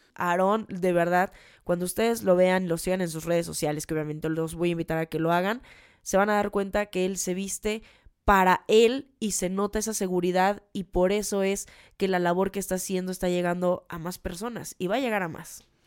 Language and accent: Spanish; Mexico; eso justamente somos los mexicanos